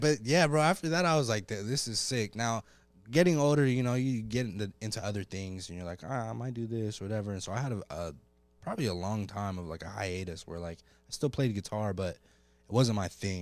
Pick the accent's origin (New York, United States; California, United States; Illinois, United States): California, United States; Oceanside; also born or lived in Colorado / North Carolina; I'm from Oceanside